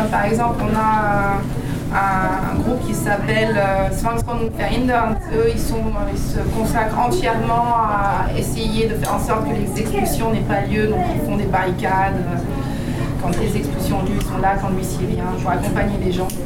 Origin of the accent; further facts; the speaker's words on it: France; also born or lived in Wedding, Berlin, Germany; now in Berlin, Germany; je suis française